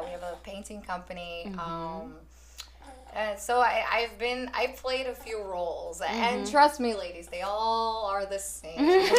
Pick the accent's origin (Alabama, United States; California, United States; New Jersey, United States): New Jersey, United States; also born or lived in Brazil; I've been living in Jersey most of my life. I came when I was a little kid here.